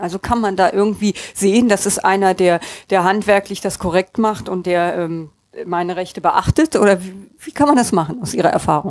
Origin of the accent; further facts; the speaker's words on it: Bonn, North Rhine-Westphalia, Germany; Als gebürtige Bonnerin